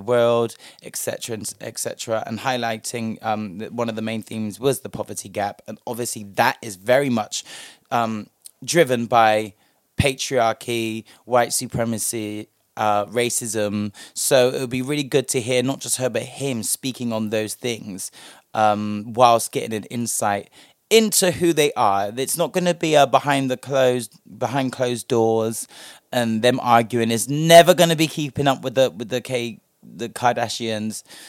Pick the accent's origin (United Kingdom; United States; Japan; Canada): United Kingdom; us as the British public